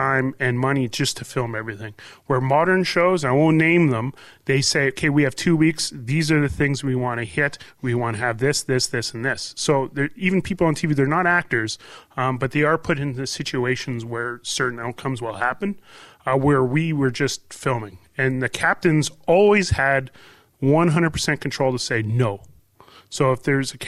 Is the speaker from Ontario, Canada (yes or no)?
no; Hay River, Northwest Territories, Canada; also born or lived in Yellowknife; my hometown of Hay River